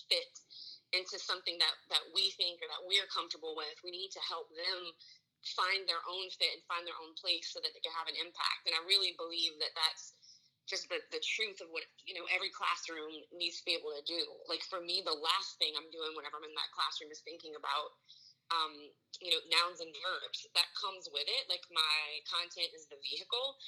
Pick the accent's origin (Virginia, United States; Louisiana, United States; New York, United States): Louisiana, United States; Marksville; I'm from Louisiana